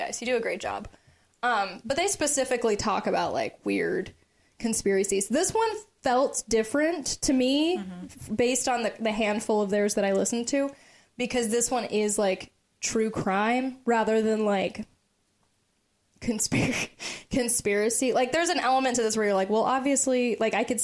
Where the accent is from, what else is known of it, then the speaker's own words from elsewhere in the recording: Brookville, Ohio, United States; moved away; also born or lived in Texas; born and raised in Brookville, Ohio. Okay. That's where I graduated high school.